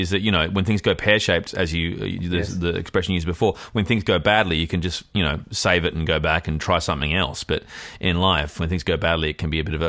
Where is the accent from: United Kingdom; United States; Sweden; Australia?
Australia; I found, like a lot of immigrant kids or offspring of immigrants, that sport was the great unifier growing up in Australia.